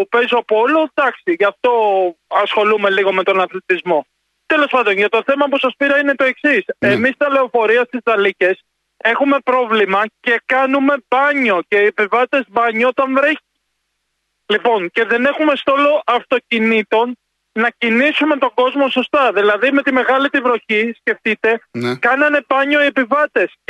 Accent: Greece; Εγώ είμαι Παναθηναϊκός. Ναι. Λοιπόν, απλά το λέω τώρα σαν Έλληνας.

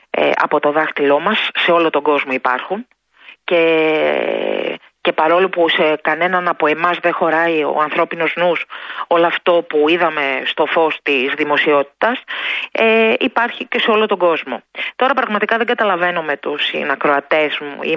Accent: Greece; Τι κάνουμε εμείς σαν γονείς, σαν Έλληνες, σαν οικογένεια.

